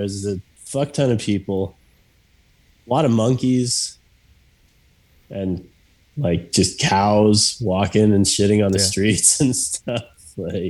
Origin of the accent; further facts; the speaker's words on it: Mexico City, Mexico; born there; I was born in Mexico City, which I think at one point was like the most densely populated city or something